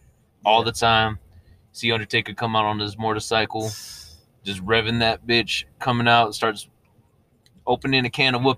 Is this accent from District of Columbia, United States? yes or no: no; Texas, United States; I'm from Texas.